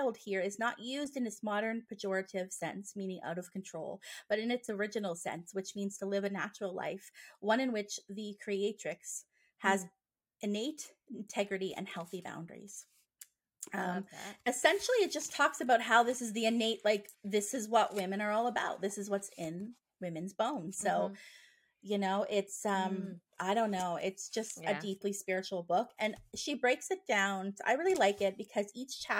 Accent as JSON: {"language": "English", "region": "Nova Scotia", "country": "Canada", "said": "I'm from Nova Scotia."}